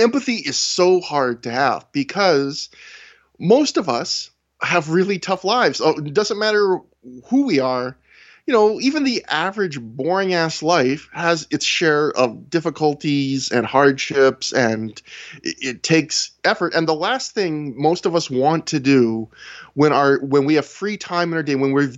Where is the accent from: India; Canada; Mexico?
Canada; I'm not even an American. I'm a Canadian